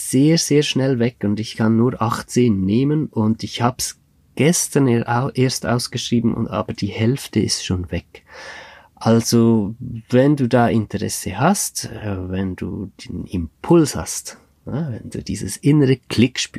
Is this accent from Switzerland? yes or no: yes; Switzerland; in der Schweiz, das ist in meiner Heimatregion